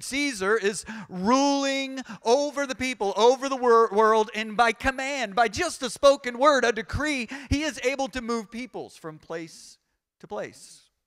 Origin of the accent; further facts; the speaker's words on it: United States; I'm American, I'm not British